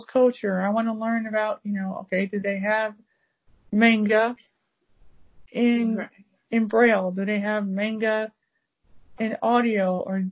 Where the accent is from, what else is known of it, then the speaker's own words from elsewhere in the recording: United States; being African American